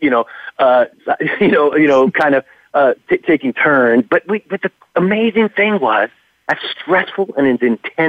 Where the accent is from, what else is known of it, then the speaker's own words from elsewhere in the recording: California, United States; now in New York, United States; I'm from California originally